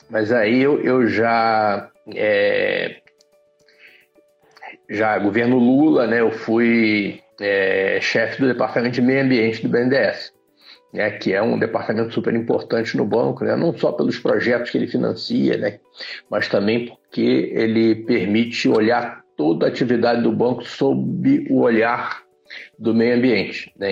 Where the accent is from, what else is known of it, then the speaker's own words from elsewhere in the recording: Rio de Janeiro, Brazil; Eu sou carioca, é... sempre morei no Rio, Fui criado na Tijuca, estudei numa aplicação da UERJ, mas eu sou tão velho que na época ainda era o EG, que ainda era o estado da Guanabara.